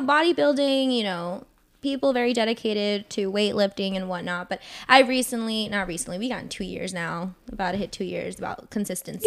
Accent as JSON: {"language": "English", "region": "Northern Virginia", "country": "United States", "tie": "born or raised there", "said": "I am born and raised in Northern Virginia"}